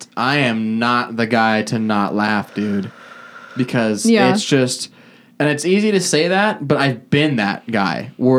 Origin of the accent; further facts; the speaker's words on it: North Dakota, United States; I'm from North Dakota.